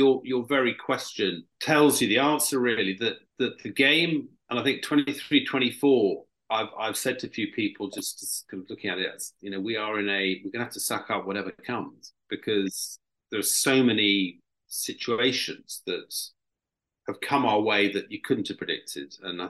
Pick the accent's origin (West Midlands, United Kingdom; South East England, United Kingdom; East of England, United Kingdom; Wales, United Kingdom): Wales, United Kingdom; I was born in Wales, by the way.